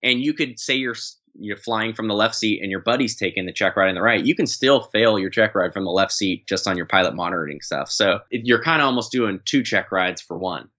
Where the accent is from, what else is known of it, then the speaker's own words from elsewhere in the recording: San Diego, California, United States; also born or lived in East Coast; I'm from San Diego